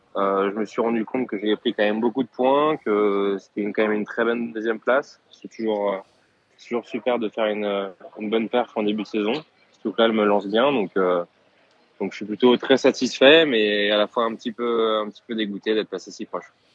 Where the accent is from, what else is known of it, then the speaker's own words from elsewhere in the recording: France; en tant que Français